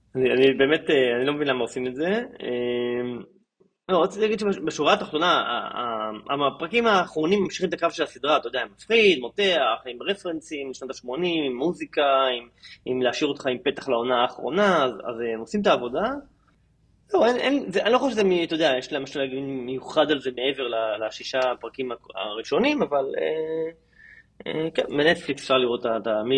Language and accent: Hebrew; Israel; לנו כישראלים